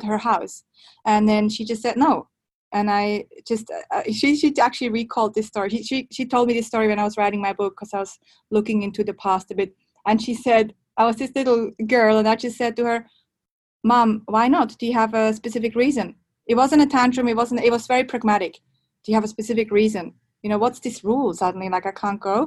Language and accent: English; Switzerland